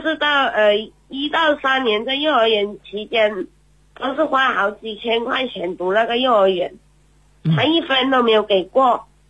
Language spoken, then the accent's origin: Chinese; Xinfeng, Guangdong, China; 我来自广东省韶关市